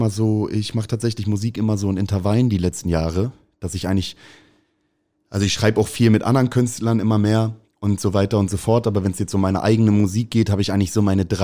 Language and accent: German; Hamburg, Germany; Ich liebe St. Pauli, ist meine Heimat, ist irgendwie, ich habe, glaube ich, die wichtigste Zeit meines Lebens hier erlebt.